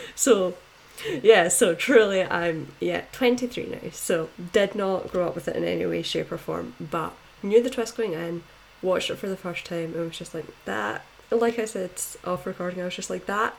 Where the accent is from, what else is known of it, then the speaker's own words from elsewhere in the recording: Scotland, United Kingdom; I'm from Scotland, obviously